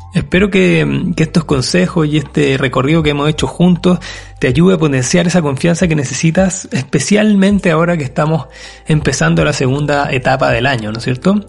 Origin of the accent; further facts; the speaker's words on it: Chile; mi país, Chile